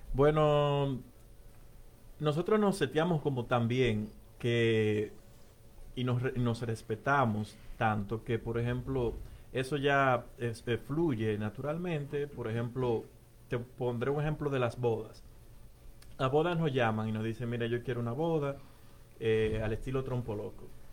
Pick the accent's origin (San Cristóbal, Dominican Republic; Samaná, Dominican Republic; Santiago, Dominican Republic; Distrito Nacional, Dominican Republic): Santiago, Dominican Republic; Navarrete; now in Philadelphia, United States; yo soy de Navarrete.